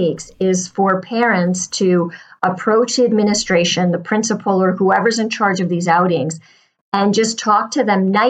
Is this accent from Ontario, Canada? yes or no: no; Pointe-Claire, Quebec, Canada; And I grew up in Montreal. And we lived in the suburb of Pointe Claire, which borders Lac Saint Louis